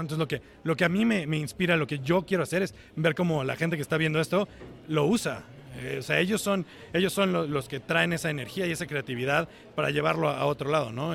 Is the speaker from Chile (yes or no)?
no; Cuernavaca, Morelos, Mexico; moved away as an adult; now in Seattle, United States; yo soy originario de Cuernavaca